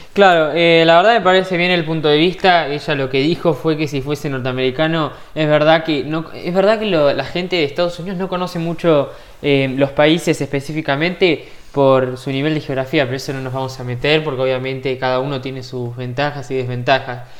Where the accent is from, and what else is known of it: Argentina